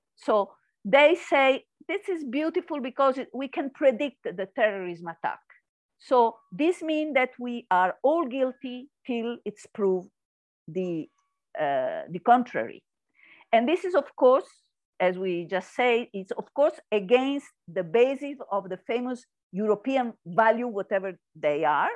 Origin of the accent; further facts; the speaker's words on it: Italy; English is a second language; now in Spain; I come from Italy and then come to live in Spain